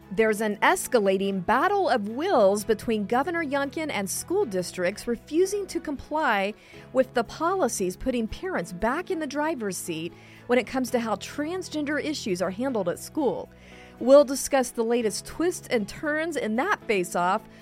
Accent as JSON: {"language": "English", "region": "Texas", "country": "United States", "said": "I'm from Texas"}